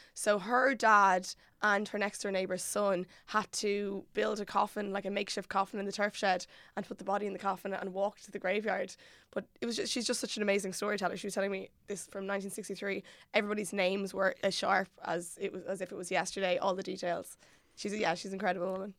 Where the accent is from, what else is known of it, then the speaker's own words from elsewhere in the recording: Mullingar, Westmeath, Ireland; moved away; I'm originally from Mullingar